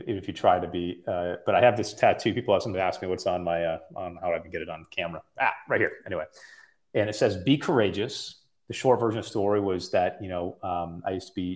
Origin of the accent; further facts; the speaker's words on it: Midwest, United States; now in California, United States; I'm from the Midwest. I live in California